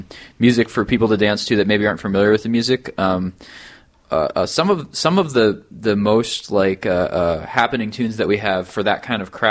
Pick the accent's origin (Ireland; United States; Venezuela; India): United States; as an American